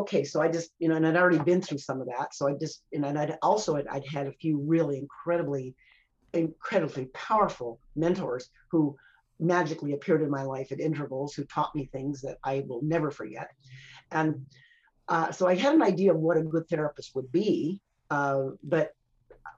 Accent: United States; now in Canada; I'm an American by birth.

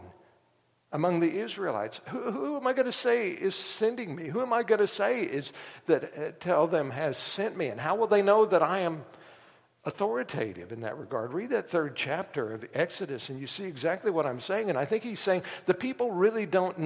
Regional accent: Tulsa, Oklahoma, United States; When I was growing up in Tulsa

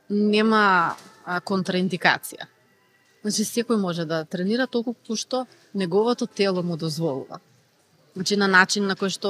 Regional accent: North Macedonia; кај нас во Македонија

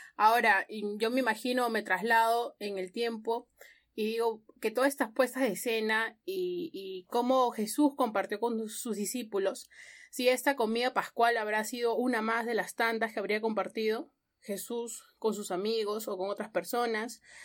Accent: Ica, Peru; now in Lima, Peru; yo no soy de Lima, soy de Ica

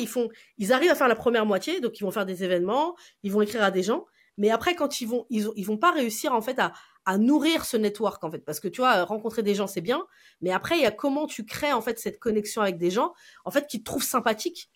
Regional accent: France; je suis une Française

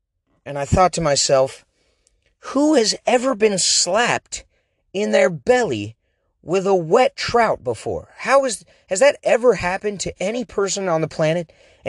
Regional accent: Oregon, United States; accent: Oregon; I have an Oregon accent, and a lot of people say I sound like I'm from the East Coast.

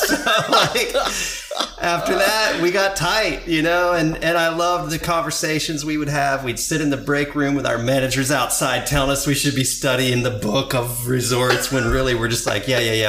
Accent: Indianapolis, Indiana, United States; born there; I was born in Indianapolis.

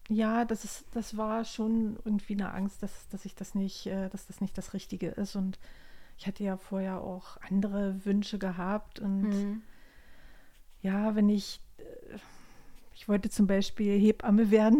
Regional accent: GDR, East Germany, Germany; Ich bin ja in der DDR groß geworden

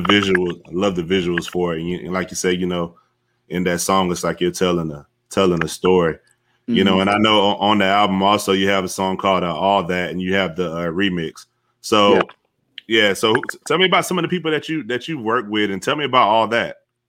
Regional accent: Fayetteville, North Carolina, United States; Fayetteville, North Carolina. He's from Charlotte. So he's about, yeah, they're about 2.5 hours.

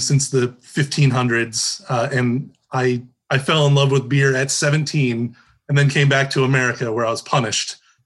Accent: just south of Sandusky, Northern Ohio, United States; also born or lived in Toledo, Ohio / Bowling Green, Ohio; now in Columbus, United States; I grew up in Northern Ohio, just south of Sandusky, Ohio

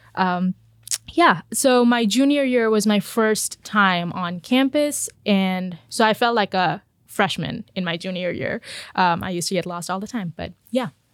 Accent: India; moved away as an adult; now in United States; I was born and brought up in India.

